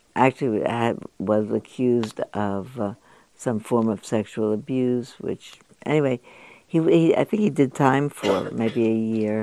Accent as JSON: {"language": "English", "country": "United States", "tie": "born or raised there", "said": "I was born in the United States."}